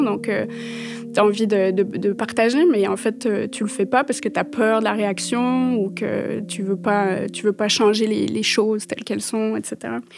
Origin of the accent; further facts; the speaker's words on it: Paris, Île-de-France, France; moved away; Je suis née en France, euh, j'ai grandi à Paris